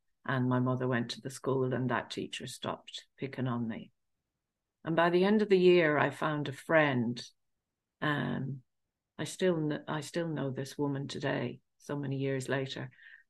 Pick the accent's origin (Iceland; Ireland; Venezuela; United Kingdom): United Kingdom; England; I grew up in England of Irish family, and I grew up in a council estate